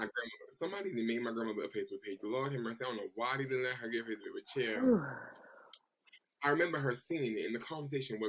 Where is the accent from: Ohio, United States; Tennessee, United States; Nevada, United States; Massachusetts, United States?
Massachusetts, United States; Boston; I'm from Boston.